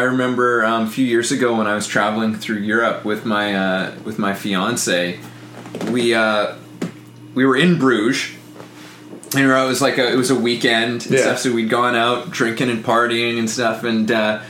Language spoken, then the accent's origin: English; Canada; I'm Canadian